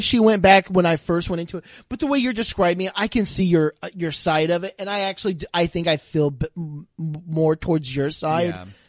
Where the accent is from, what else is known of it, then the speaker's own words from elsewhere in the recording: Houston, Texas, United States; we're from Houston.